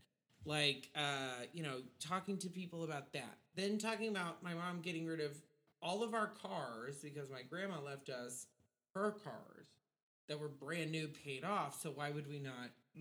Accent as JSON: {"language": "English", "region": "Texas", "country": "United States", "tie": "born or raised there", "said": "I was born in Texas."}